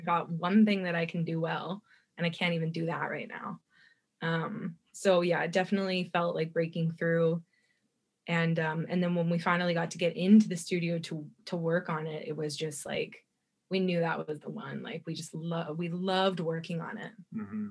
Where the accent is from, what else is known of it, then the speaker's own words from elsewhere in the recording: Kelowna, British Columbia, Canada; now in Vancouver, Canada; I grew up in Kelowna, BC, which is in the Okanagan here.